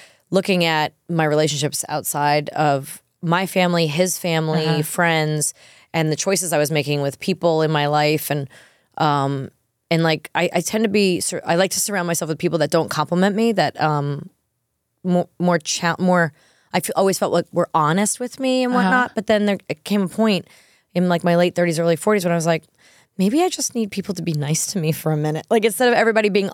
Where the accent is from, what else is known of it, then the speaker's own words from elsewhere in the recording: New York, United States; being a New Yorker